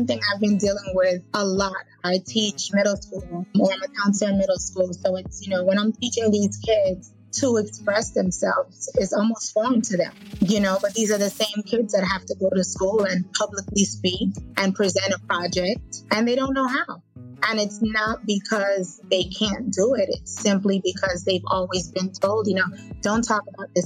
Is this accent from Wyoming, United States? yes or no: no; Fort Lauderdale, Florida, United States; I grew up in Fort Lauderdale